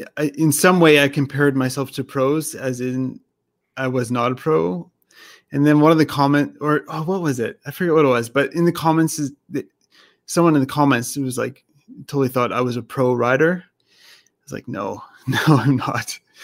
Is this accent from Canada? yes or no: yes; Canada; I was born in Canada